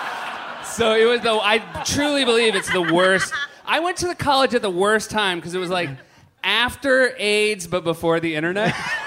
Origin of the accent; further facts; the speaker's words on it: Southern New Hampshire, United States; moved away as an adult; also born or lived in Midwest; I grew up in New Hampshire